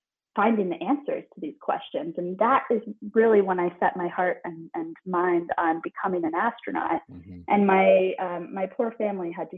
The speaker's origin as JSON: {"language": "English", "town": "Minneapolis", "region": "Minnesota", "country": "United States", "tie": "born or raised there", "also_born_or_lived": "St. Paul, Minnesota", "said": "I spent exactly half of my childhood in St. Paul. And then when I was 9 years old, we moved to Minneapolis"}